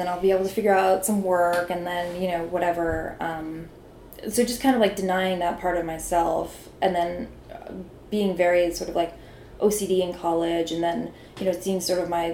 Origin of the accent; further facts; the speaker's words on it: Pennsylvania, United States; I'm from Pennsylvania, and I had, like, a super unglamorous, like, life growing up